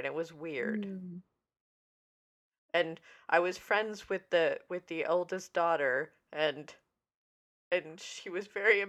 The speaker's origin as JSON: {"language": "English", "region": "Vermont", "country": "United States", "tie": "born or raised there", "said": "where I grew up in Vermont, there was a cow college"}